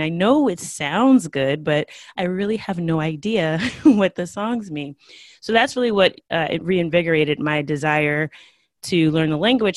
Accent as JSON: {"language": "English", "country": "United States", "tie": "born or raised there", "first_language": "English", "said": "I'm from the United States"}